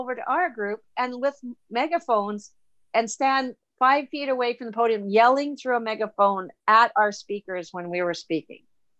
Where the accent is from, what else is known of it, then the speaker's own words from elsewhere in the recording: Bolivia; When I was a child and I grew up in South America in Bolivia, they just had a change of government in Bolivia. But anyway, I grew up there